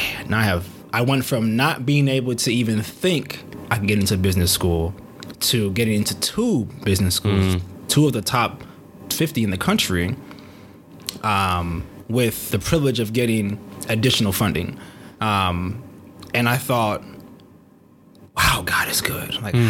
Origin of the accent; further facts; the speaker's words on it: Nigeria; I'm a Nigerian black male.